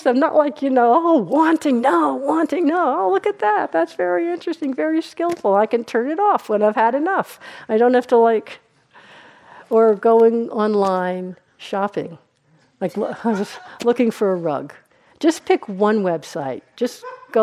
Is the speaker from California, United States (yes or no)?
no; New York, United States; I'm from New York. Since my New Yorkness really comes out